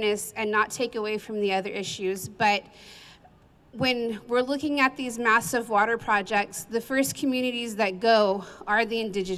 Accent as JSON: {"language": "English", "town": "Hood", "region": "California", "country": "United States", "said": "I'm from the town of Hood, which is right on the Delta"}